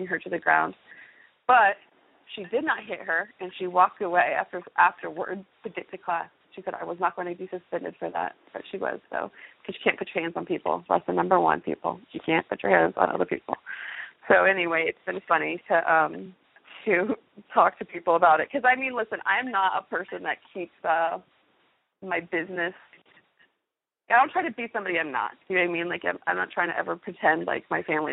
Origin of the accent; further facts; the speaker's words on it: near Fort Huachuca, Arizona, United States; moved away as an adult; also born or lived in Louisiana / Okinawa; now in Fort Knox, United States; In high school, I grew up near Fort Huachuca, Arizona